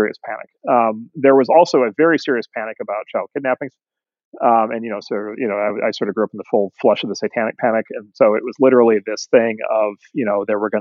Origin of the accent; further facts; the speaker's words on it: Midwest, United States; I grew up in the Midwest in the 70s and 80s